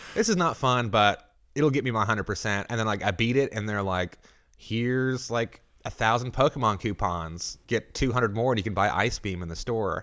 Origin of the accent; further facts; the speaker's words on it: Arkansas, United States; moved away; I'm from Arkansas originally